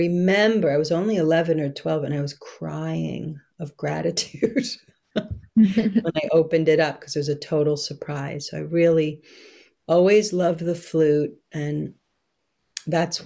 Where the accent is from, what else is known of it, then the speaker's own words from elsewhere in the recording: New York City, New York, United States; moved away; I'm from this place in Brooklyn, which is right on the ocean, and it's called Coney Island.